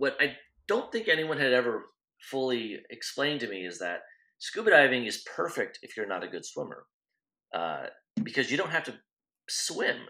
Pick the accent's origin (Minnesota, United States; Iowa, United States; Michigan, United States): Iowa, United States; I grew up in Iowa